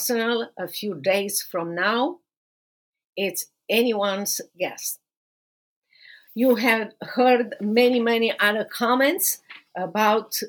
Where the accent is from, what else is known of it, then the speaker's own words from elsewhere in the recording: Romania; now in United States; going back to Romania